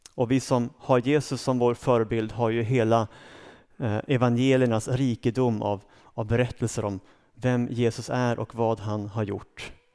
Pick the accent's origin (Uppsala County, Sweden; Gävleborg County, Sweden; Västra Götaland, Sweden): Uppsala County, Sweden; Uppsala; also born or lived in Storvreta; Jag kom från Uppsala. Eh, jag är uppvuxen där, har rötter ännu längre norrut, men, men det är Uppsala som är min hemmaplan.